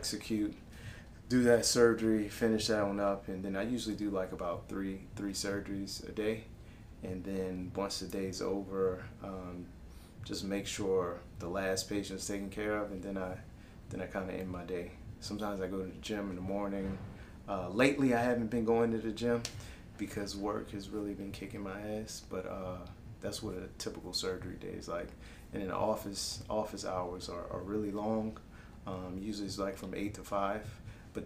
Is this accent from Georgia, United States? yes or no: no; Marrero, Louisiana, United States; the heart of Marrero off of Ames. Grew up.